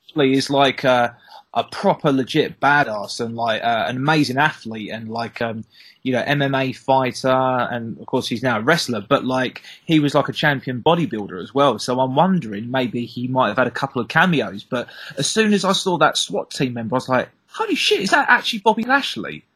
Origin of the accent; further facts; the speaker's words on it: the Southeast, South East England, United Kingdom; I'm not from the West Country. I'm from the Southeast.